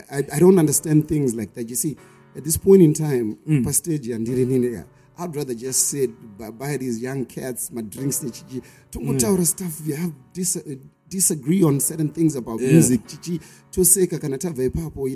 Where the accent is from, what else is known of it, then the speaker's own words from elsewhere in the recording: Harare, Zimbabwe; I'm from Glenora, Highfield, Mbare, Glenview, Budiriro